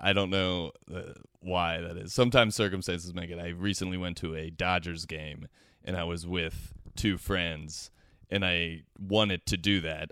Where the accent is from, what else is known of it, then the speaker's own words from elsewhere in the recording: Cincinnati, Ohio, United States; now in Los Angeles, United States; I am originally from Cincinnati, Ohio